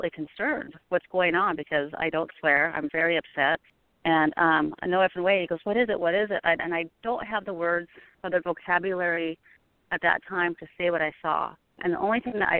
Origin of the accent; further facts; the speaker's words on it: Pacific Northwest, United States; also born or lived in Oregon / Washington; I grew up in the Pacific Northwest